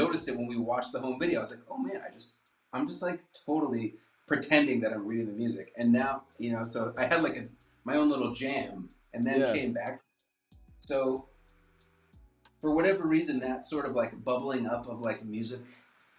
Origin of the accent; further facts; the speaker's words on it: New Hampshire, United States; moved away as an adult; now in New York, United States; I'm from New Hampshire